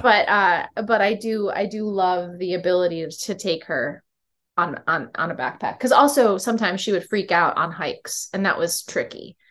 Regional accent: Syracuse, New York, United States; now in Philadelphia, United States; growing up in Syracuse

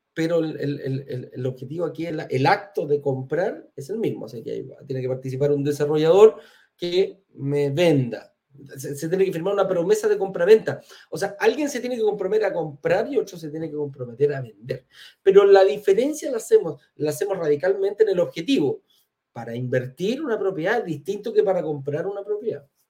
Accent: Chile; yo soy chileno

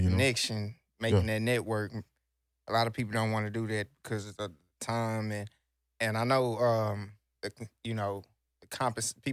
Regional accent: Houston, Texas, United States; also born or lived in Sacramento, California; I'm from the South Side. You know, I was raised in Pearl Homes. Uh, born in Sacramento, Cali. Uh, moved to Texas again around five.

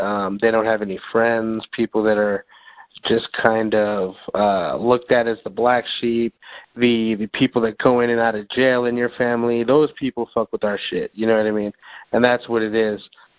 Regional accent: Albuquerque, New Mexico, United States; I grew up a lot in the South Valley of Albuquerque. Then I moved kind of towards the sticks in that area

